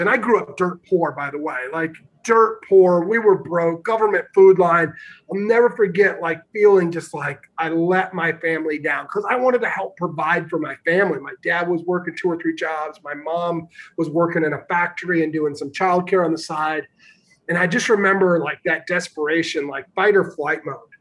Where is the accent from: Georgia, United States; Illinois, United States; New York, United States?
Illinois, United States; Northern; I grew up in Northern Illinois